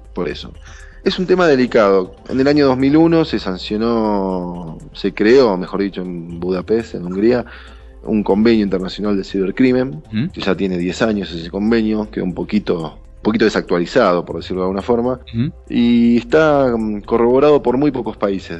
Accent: Argentina; soy argentino

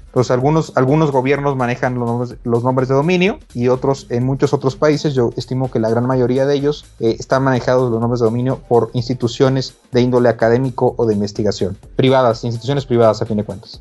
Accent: Mexico; Yo soy el segundo mexicano

